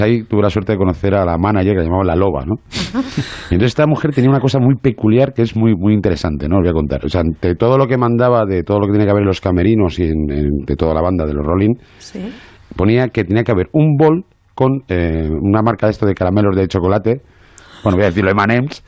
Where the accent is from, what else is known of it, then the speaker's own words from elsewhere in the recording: Madrid, Community of Madrid, Spain; moved away as an adult; also born or lived in Asturias; now in Marbella, Spain; Yo soy de Madrid, que llevo viviendo 22 años en Marbella.